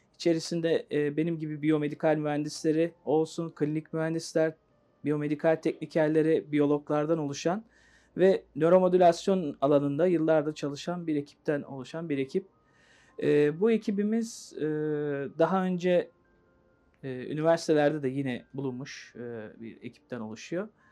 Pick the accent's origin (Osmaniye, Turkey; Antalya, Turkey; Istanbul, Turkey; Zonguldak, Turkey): Istanbul, Turkey; İstanbul doğumluyum. Ee, ilk orta lise eğitimimi de yine İstanbul'da tamamlayıp